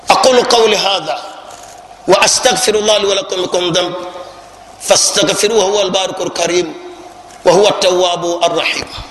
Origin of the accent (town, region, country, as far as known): Uganda